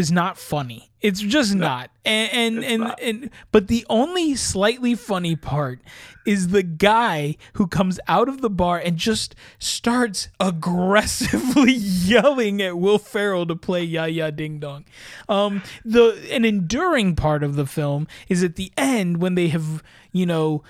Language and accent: English; United States